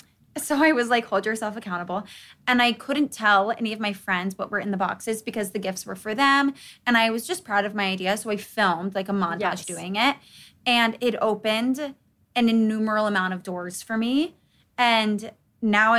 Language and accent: English; Charleston, South Carolina, United States; born or raised there